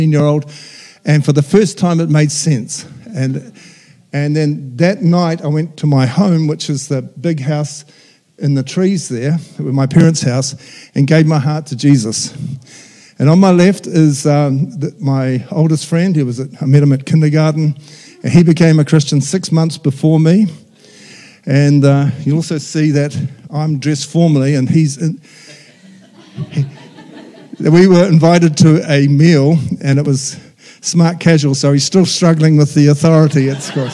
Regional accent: Whanganui, Manawatū-Whanganui, New Zealand; I went to my hometown's Whanganui, so I went to my parish church

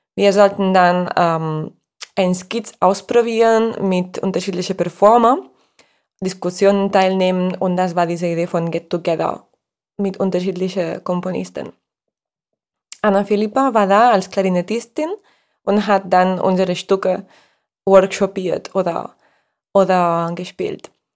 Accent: Spain; German is a second language; als Spanierin

